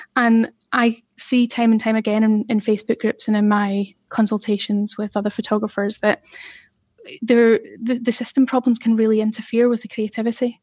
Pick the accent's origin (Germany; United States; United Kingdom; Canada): United Kingdom; Glasgow, Scotland; moved away as an adult; now in Manchester, United Kingdom; I grew up in the East End of Glasgow